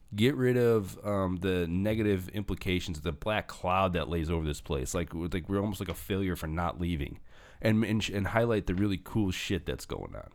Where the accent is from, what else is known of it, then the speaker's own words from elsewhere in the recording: Northwest Indiana, United States; also born or lived in St. John, Indiana / Westville, Indiana; I grew up in Hestville. I grew, and then I went to high school in Saint John, and then I went to college in Vel, in, in Westville